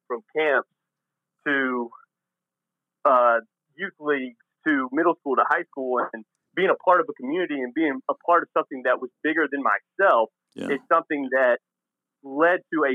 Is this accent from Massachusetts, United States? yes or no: no; Tennessee, United States; I'm from Tennessee